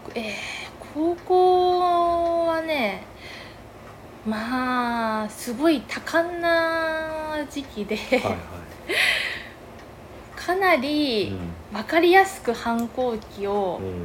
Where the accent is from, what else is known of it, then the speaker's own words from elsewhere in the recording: Kaneyama, Yamagata, Japan; 出身はまず山形、うん山形県の、まあ、金山町っていうはい本当に秋田の県境ぐらいにある小さい町で